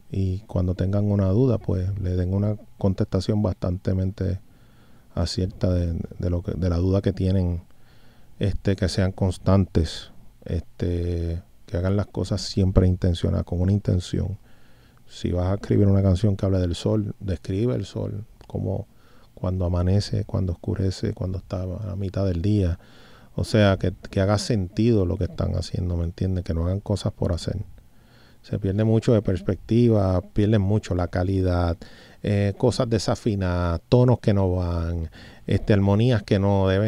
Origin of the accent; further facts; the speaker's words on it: Puerto Rico; por tenerme aquí en mi isla, en el 100 por 35, de donde soy, de donde vengo y hacia donde salgo, brother, en realidad, a dejarle de saber a la gente lo que nosotros hacemos aquí en Puerto Rico.